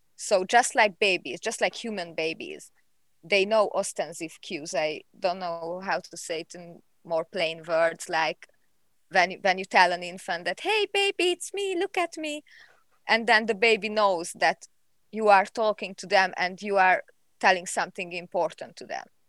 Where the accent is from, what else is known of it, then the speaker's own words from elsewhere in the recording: Hungary; I'm from Hungary.